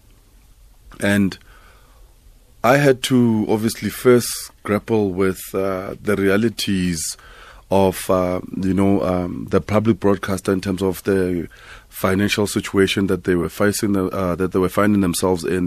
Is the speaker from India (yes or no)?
no; South Africa; as a South African